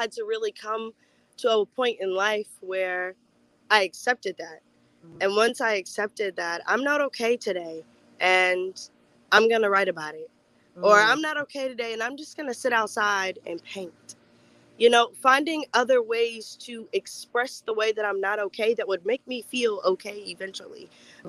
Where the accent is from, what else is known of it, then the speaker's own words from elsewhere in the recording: Fort Mill, South Carolina, United States; I'm originally from Fort Mill, South Carolina. It's a little small town right outside of Charlotte, North Carolina.